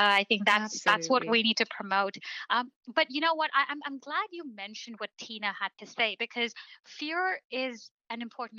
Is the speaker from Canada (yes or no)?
yes; Canada; Canada is home for me. I was mm-hmm. born and raised here. You know, I'm as much Canadian as you are.